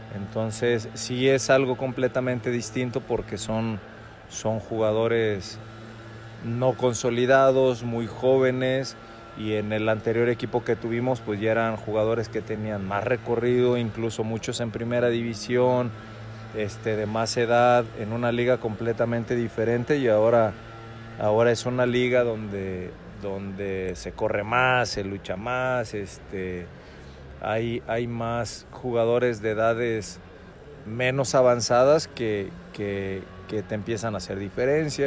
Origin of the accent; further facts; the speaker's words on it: Guadalajara, Jalisco, Mexico; soy de Guadalajara